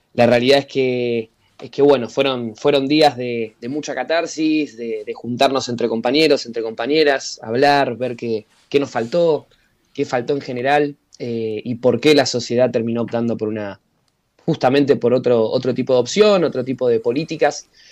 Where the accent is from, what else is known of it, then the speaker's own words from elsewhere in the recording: Argentina; como militantes y como argentinos